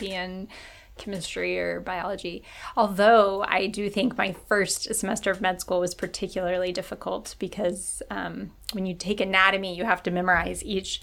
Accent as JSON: {"language": "English", "region": "Kentucky", "country": "United States", "tie": "born or raised there", "also_born_or_lived": "Chicago / Nashville / St. Louis", "moved": "as an adult", "lives_now": "Boston, United States", "said": "I grew up in Kentucky"}